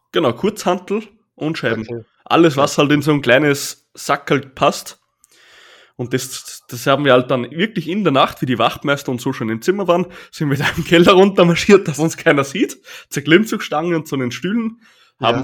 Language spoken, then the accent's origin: German; Austria; bei uns heißt es Bundesheer